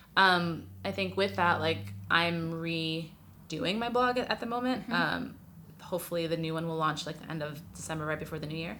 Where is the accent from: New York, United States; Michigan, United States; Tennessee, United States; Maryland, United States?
New York, United States; New York City; moved away as an adult; now in Los Angeles, United States